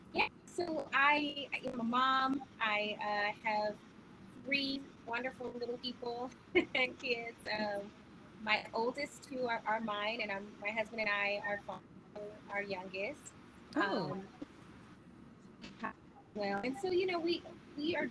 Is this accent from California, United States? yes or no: yes; Los Angeles, California, United States; from South Central LA. I grew up there, born and raised